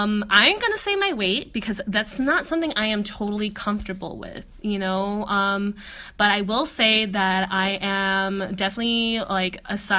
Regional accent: Philippines; our experiences as Filipino women.

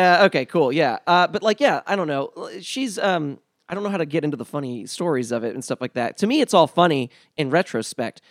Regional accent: New Orleans, Louisiana, United States; moved away; I was raised in New Orleans during the school year

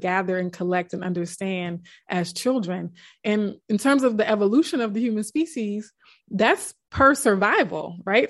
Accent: South Louisiana, United States; we grew up in South Louisiana

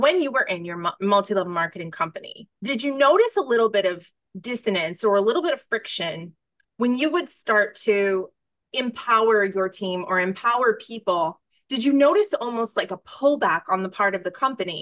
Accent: United States; I'm American

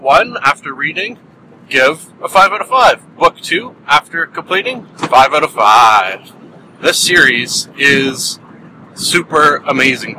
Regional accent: Canada; being a Canadian

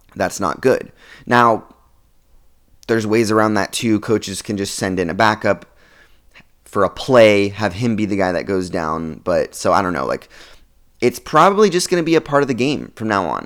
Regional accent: Oregon, United States; I'm from Oregon

